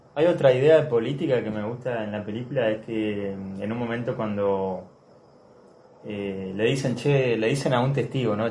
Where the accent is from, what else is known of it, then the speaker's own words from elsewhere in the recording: Argentina; nosotros como argentinos